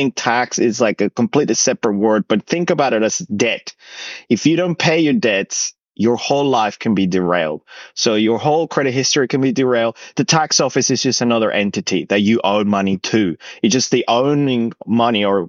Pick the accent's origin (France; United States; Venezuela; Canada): Venezuela; now in Australia; I come from Venezuela, but I came to Australia 16 years ago